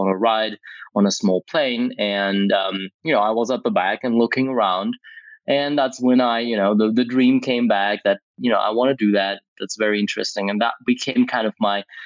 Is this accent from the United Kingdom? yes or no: no; Greece; now in Athens, Greece; my hometown in Greece, where I grew up